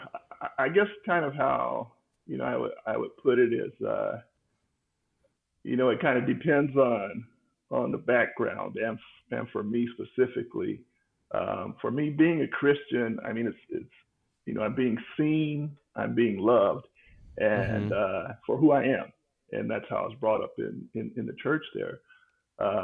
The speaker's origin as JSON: {"language": "English", "town": "Denver", "region": "Colorado", "country": "United States", "tie": "born or raised there", "said": "Born and raised in Denver"}